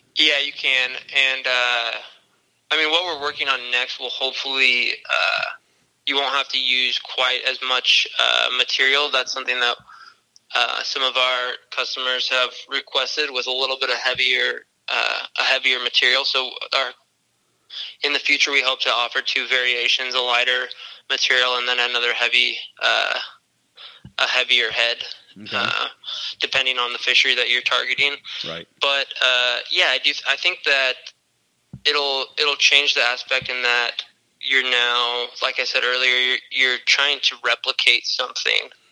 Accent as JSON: {"language": "English", "town": "Olympia", "region": "Washington", "country": "United States", "tie": "born or raised there", "said": "I grew up in Olympia"}